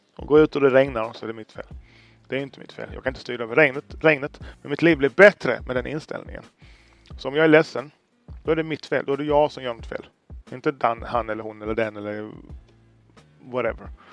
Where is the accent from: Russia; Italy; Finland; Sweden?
Sweden; jag är född i Sverige